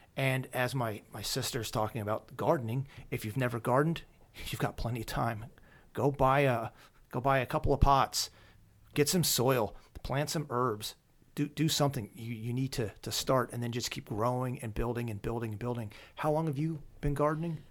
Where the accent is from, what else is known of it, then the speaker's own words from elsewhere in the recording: Lancaster County, Pennsylvania, United States; moved away as an adult; I grew up in Lancaster County